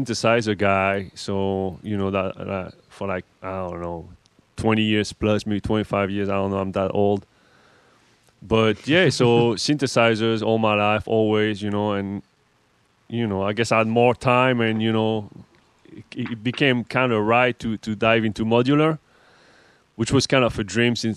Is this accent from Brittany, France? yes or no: no; Paris, Île-de-France, France; accent: French; English is a second language; moved away; I'm French, right? As you can hear, or not. I'm from Paris, born